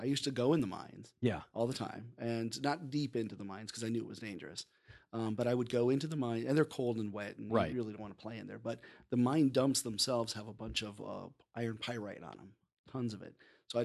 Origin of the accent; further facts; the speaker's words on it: Denver, Colorado, United States; I grew up in Denver and in the ghost town.